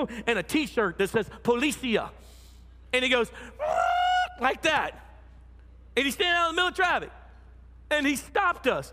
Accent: United States; I'm American.

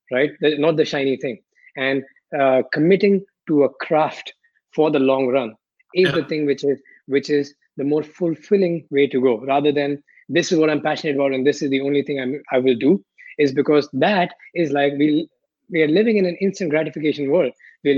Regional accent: India; also born or lived in Philippines / Malaysia / Paris, France; now in Barcelona, Spain; growing up in India

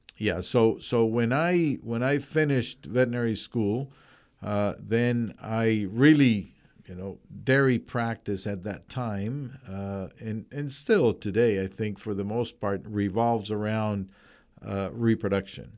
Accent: Colombia; moved away as an adult; I am originally from Colombia

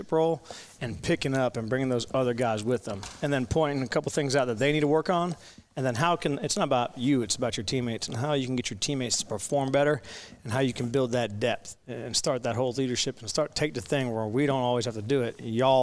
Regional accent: Florida, United States; moved away as an adult; I'm from Florida, so I spent 22 years on there

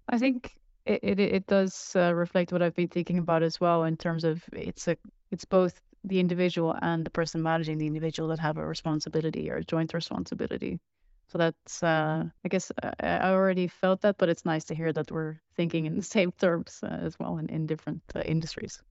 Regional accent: Netherlands; I'm from Netherlands

